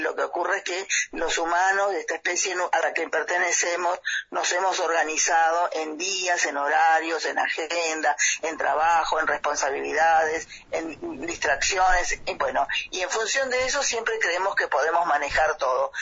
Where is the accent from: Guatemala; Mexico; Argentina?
Argentina; Los Toldos; la comunidad de Los Tolos, lugar donde yo nací